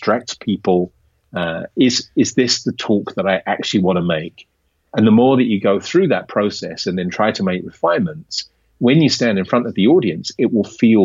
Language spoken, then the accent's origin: English; Kent and Surrey, South East England, United Kingdom; moved away as an adult; now in Amsterdam, Netherlands; From the south, from Kent and Surrey.